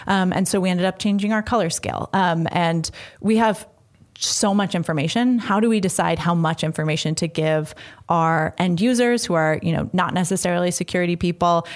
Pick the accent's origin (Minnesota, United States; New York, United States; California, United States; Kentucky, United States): California, United States; San Francisco; moved away as an adult; also born or lived in Boston; now in Washington, D.C., United States; I'm from San Francisco